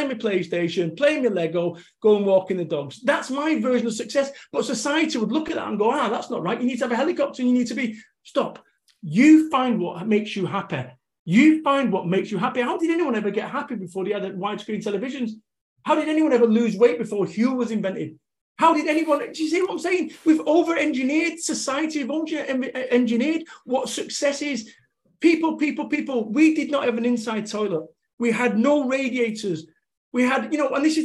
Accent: Salford, North West England, United Kingdom; I'm from Salford, Manchester. I lived above a chippy in a masonette.

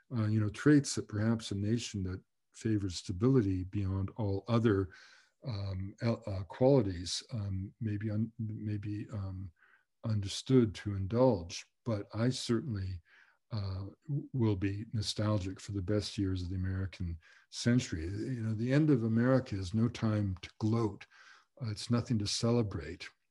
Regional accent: Canada; we were as one as Canadian people

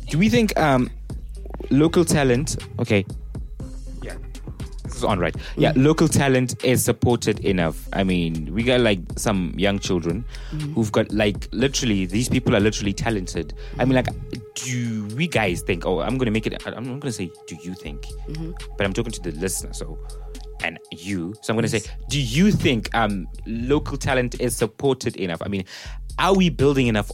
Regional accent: South Africa; our South African people

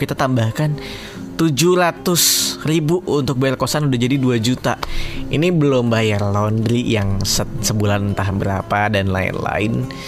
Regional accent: Kalimantan, Indonesia; moved away; Aku dari Kalimantan

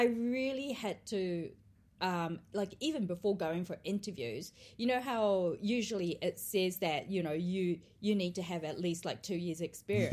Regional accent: Australia; also born or lived in Tokyo, Japan; now in New Zealand; I grew up in Australia

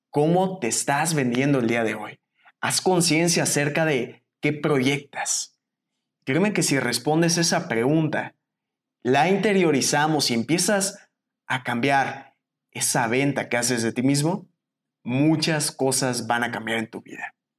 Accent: Mexico; salí de México

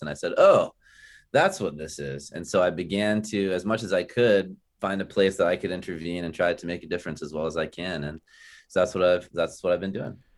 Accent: Tampa, Florida, United States; now in Tallahassee, United States; in South Tampa, in Tampa where I grew up, the Tampa Bay area

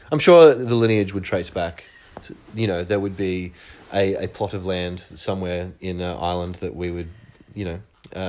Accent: Ben Lomond, New South Wales, Australia; also born or lived in Glen Innes, New South Wales; I actually grew up in a little town outside of there called Ben Lomond, which was a really small town, for farming country.

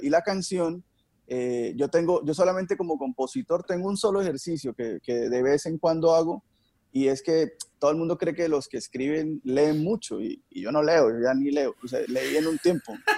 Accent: Barrancabermeja, Santander, Colombia; soy de Barranca Bermeja, aquí pasa el río en Magdalena Medio

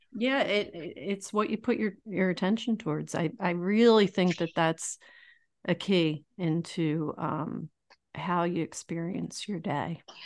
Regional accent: Philadelphia, Pennsylvania, United States; Tony Ronis is a pizza place in my hometown of Roxborough in Philadelphia.

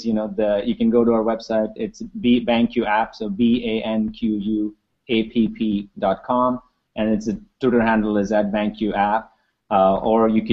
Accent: Mumbai, Maharashtra, India; moved away; I grew up in Mumbai in India.

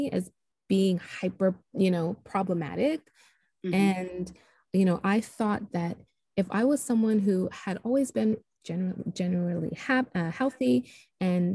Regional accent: Toronto, Ontario, Canada; moved away as an adult; now in Nashville, United States; So I am originally from Toronto, Canada, but I'm living just outside of Nashville, Tennessee. So I relocated here about 13 years ago now

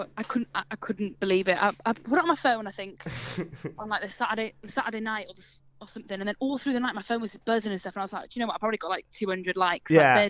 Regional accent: North Wales, United Kingdom; accent: Welsh twang; I'm from North Wales.

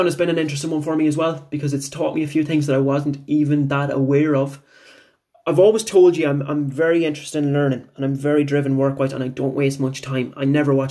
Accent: Bunninadden, Connacht, Ireland; also born or lived in Tubbercurry; My hometown is Bunanadden, which is about 5-7 minutes away from Tobercurry. So I went to school in Tobercurry

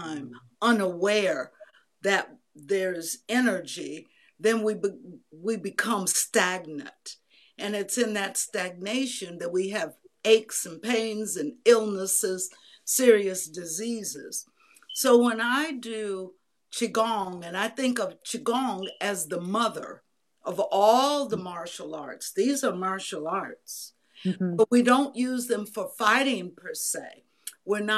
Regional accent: Bay Area, California, United States; moved away as an adult; also born or lived in San Francisco; now in Georgia, United States; I had grown up in the Bay Area, went to college in San Francisco

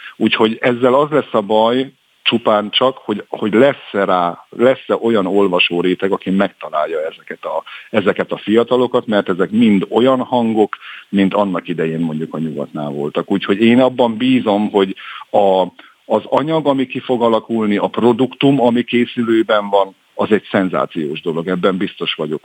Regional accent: Hajdú-Bihar, Hungary; accent: Hajdúság; rajtam a beszédemen is hallatszik, hogy na ez egy hajdúsági gyerek

